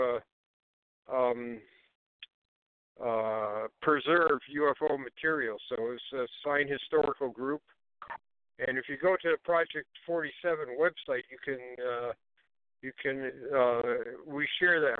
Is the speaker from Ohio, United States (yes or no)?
yes; Ohio, United States; also born or lived in Connecticut; now in Canterbury, United States; I was born in Ohio. I live most – I've lived since I've been a civilian, I've lived most of the time in Connecticut, though